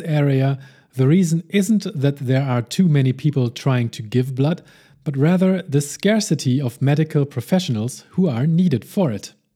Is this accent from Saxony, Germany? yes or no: no; Hamburg, Germany; my hometown of Hamburg, Germany